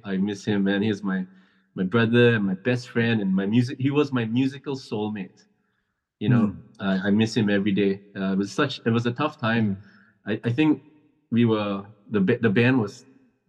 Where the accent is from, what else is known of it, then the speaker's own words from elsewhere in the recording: Singapore; moved away as an adult; also born or lived in Melbourne; we are three Singaporean guys, man, you know, representing Singapore